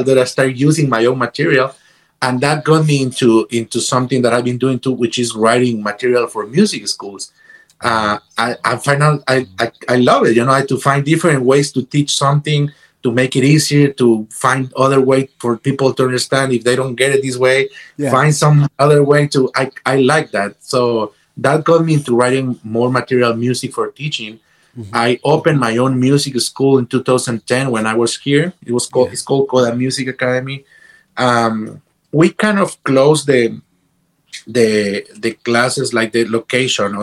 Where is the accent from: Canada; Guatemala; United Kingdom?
Guatemala; moved away as an adult; also born or lived in Boston / Los Angeles; I came from Guatemala to Boston